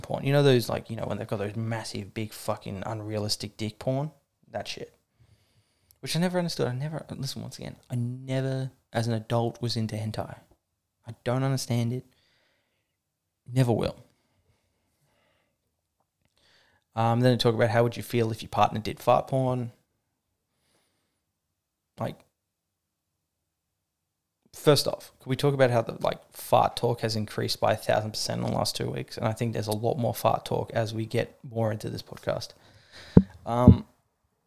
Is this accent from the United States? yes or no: no; Australia; I'm Australian